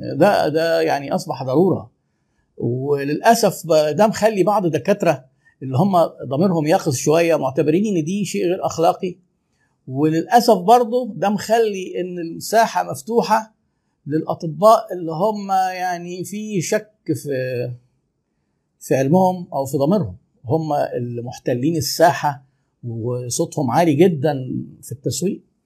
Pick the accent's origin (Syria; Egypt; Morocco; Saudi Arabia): Egypt; احنا طبعا عندنا في مصر